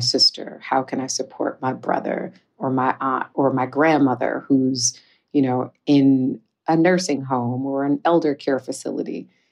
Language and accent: English; Detroit, Michigan, United States; growing up in Detroit